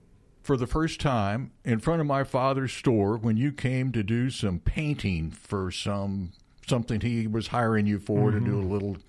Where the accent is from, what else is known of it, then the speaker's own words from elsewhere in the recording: Fayette, Missouri, United States; I'm from Fayette, so 2,000.